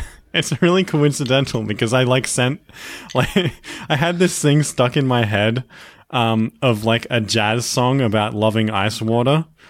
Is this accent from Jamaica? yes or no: no; Australia; accent: Australian